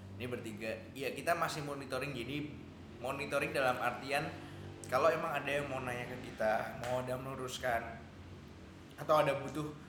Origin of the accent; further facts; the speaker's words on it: Yogyakarta, Special Region of Yogyakarta, Indonesia; saya orang Jogja yang bekerja di industri kreatif